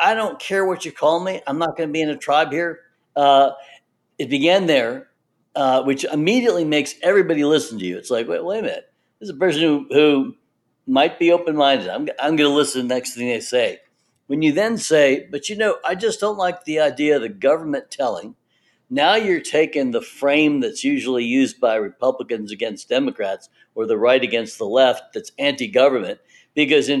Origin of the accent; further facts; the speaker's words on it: the South, United States; I grew up in the South